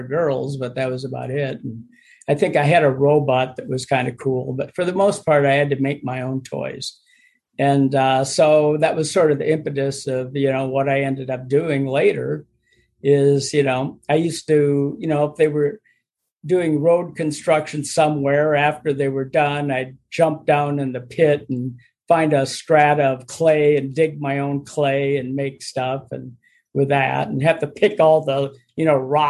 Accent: Minneapolis, Minnesota, United States; I was born in Minneapolis and lived outside of there for till I was about eight, and then moved back to Minneapolis

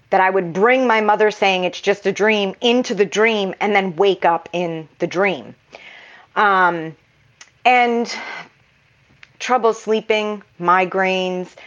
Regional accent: New York, United States; also born or lived in Massachusetts; At the time, I'm originally from New York. My family had moved to Massachusetts, and I moved back to New York at 22.

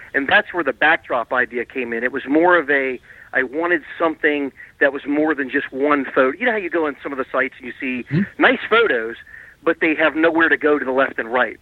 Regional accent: Garrett Park, Maryland, United States; We grew up near the Baltimore and Ohio main line in near Garrett Park, Maryland

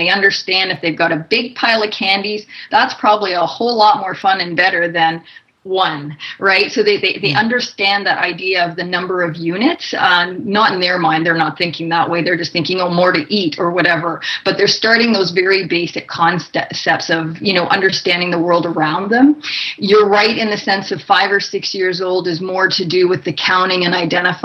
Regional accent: Canada; now in United States; I'm originally from Canada

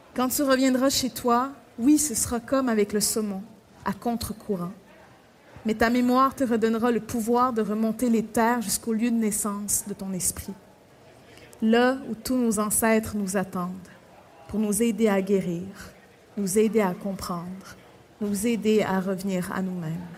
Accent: Pessamit, Quebec, Canada; moved away; also born or lived in Baie-Comeau; Je sais que je suis née à Pessamit, mais après, techniquement, je suis née à l'hôpital de Bécamo, mais c'est à côté de Pessamit

